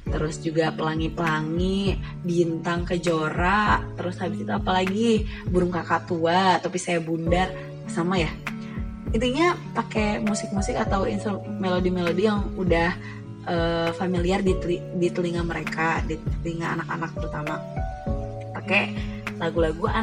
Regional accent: West Java, Indonesia; alhamdulillahnya aku itu udah cukup lama di Jawa jadi cukup bisa memahami bahasa mereka cuman untuk membalas atau kalau ngobrol gitu ya pakai bahasa Jawa itu tuh jujur aku belum bisa karena aku tuh orang Sunda

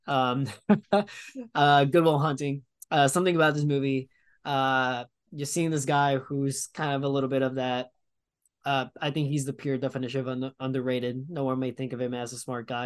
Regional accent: New York, United States; as a New Yorker

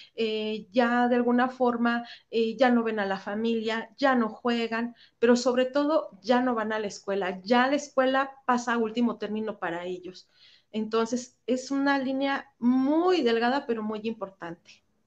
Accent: Mexico

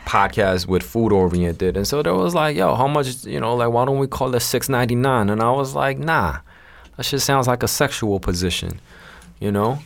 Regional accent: New York, United States; also born or lived in South Korea / China; we immigrated to America when I was, um, about nine or ten. And, uh, I grew up in Queens

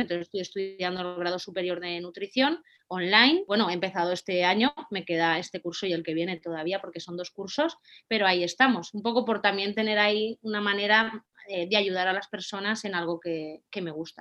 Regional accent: Valencia, Valencian Community, Spain; soy de Valencia

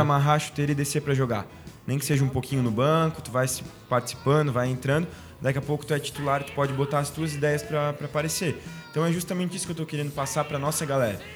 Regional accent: Balneário, Santa Catarina, Brazil; A gente que é de balneário tem nosso dialeto próprio

